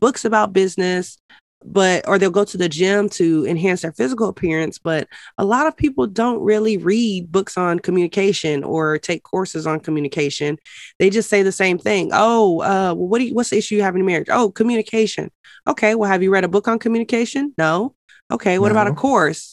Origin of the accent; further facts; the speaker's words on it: Denver, Colorado, United States; I grew up in Denver, Colorado